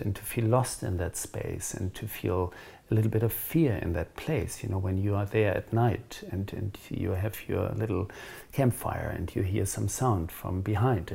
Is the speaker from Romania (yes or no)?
no; Germany; moved away as an adult; also born or lived in Pacific Northwest, United States / Bahia, Brazil; now in Cape Town, South Africa; I grew up in Germany